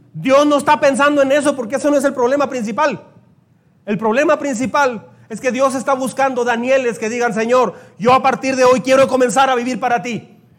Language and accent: Spanish; Mexico; me siento muy orgulloso y contento de ser mexicano. Creo que soy el más mexicano apasionado aquí en esta iglesia